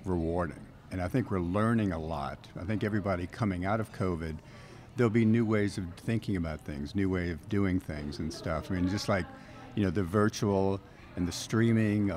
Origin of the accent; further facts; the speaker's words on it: New Orleans, Louisiana, United States; I grew up in New Orleans, loved Mardi Gras coming through the French Quarter